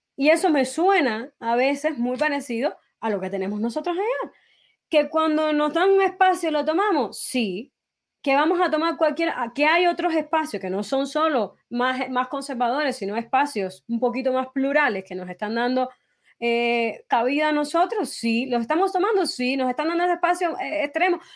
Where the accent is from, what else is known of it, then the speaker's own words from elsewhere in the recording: Cuba; mi país